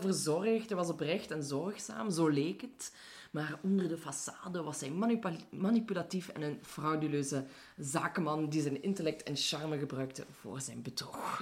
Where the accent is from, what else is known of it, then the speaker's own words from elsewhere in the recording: Limburg, Belgium; moved away as an adult; now in Antwerp, Belgium; ik hoort wel dat ik uit Limburg kom, maar ik heb niet echt zo'n dialect meegekregen